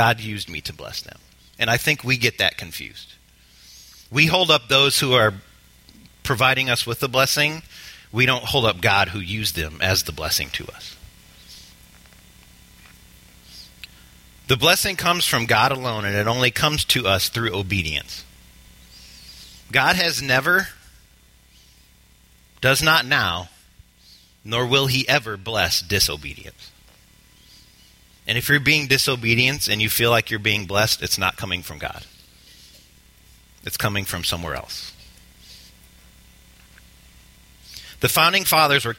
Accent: United States; We as the American church

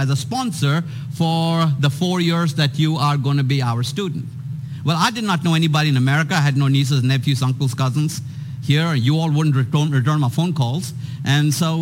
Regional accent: India; moved away as an adult; also born or lived in Atlanta, Georgia; I was born and raised in India

